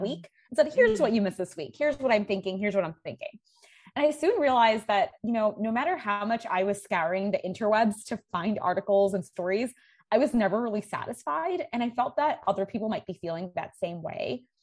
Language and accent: English; New York City, New York, United States; also born or lived in India; I grew up in New York City